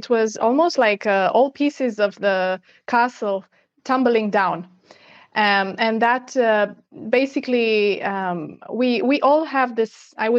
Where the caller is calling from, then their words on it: Portugal; And yes, I'm tuning in from Portugal.